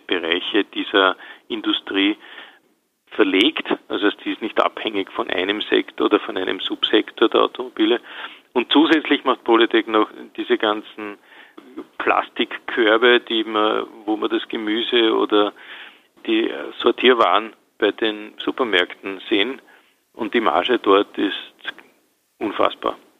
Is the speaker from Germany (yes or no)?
no; Austria; bei uns in Österreich